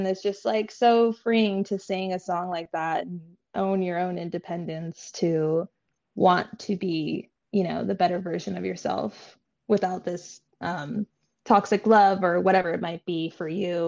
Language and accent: English; New York, United States; Cheesy pizza, and it might be because I'm from New York, but I don't know.